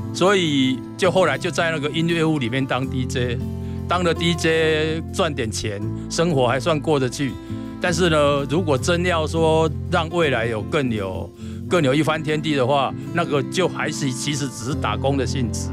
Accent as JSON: {"language": "Chinese", "region": "Kaohsiung", "country": "Taiwan", "tie": "born or raised there", "said": "那我是在高雄长大的小孩"}